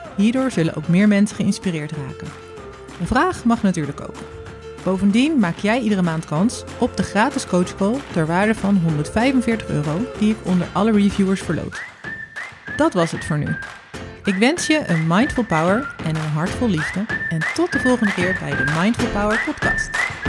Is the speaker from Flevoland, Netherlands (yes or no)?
no; Zwijndrecht, South Holland, Netherlands; moved away as an adult; also born or lived in Vlaardingen / Utrecht / Zeist / Delft; now in Delfgauw, Netherlands; geboren in Vlaardingen, opgegroeid in Zwijnrecht